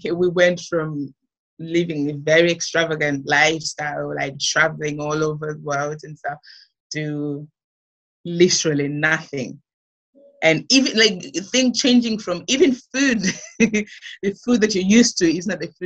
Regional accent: Malawi; moved away as an adult; now in United Kingdom; growing up in Malawi, it was good.

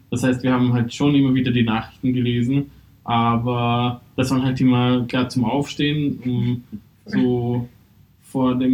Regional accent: Hungary; also ich komme halt ursprünglich aus Ungarn

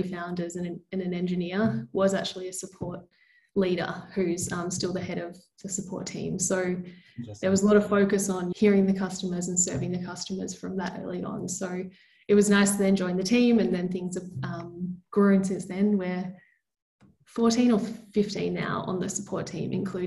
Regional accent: Melbourne, Victoria, Australia; now in Lisbon, Portugal; Based in beautiful Lisbon, but I'm from Melbourne originally.

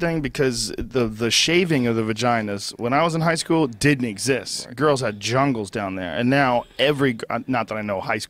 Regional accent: Boston, Massachusetts, United States; I grew up in Boston.

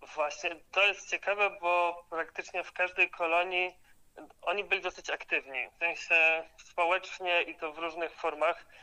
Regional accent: Silesian Voivodeship, Poland; u nas na Śląsku

